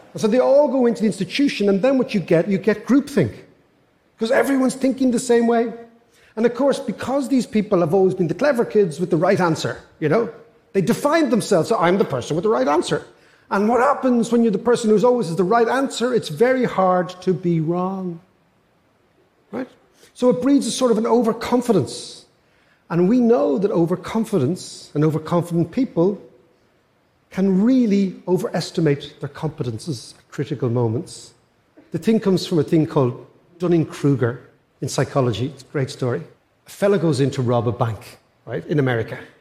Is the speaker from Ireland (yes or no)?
yes; Ireland; I'm an Irish economist